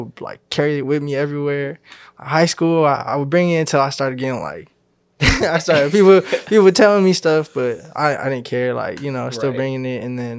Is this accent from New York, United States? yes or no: no; Sacramento, California, United States; also born or lived in Woodland, California; I'm born in Woodland, California, and raised in Sacramento.